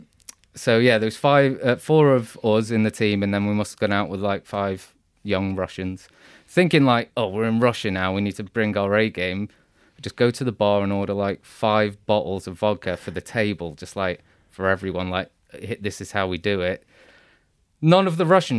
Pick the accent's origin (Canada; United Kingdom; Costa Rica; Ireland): United Kingdom; being British